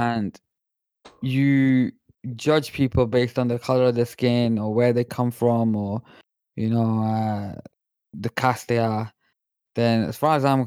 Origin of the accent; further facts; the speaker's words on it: Pakistan; I'm Pakistani myself